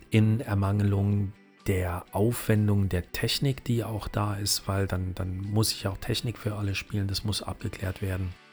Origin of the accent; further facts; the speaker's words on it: Saarland, Germany; accent: Saarland; aber auch mir merkt man immer noch an als altem Saarländer dieses Sch -Sch Problem, die Kirche